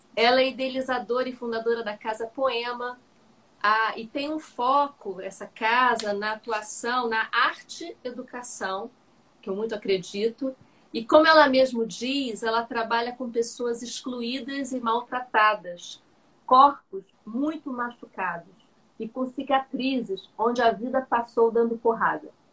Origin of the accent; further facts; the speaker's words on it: Cabo Frio, Rio de Janeiro, Brazil; e olha que eu nem sou do Rio, eu sou de Cabo Frio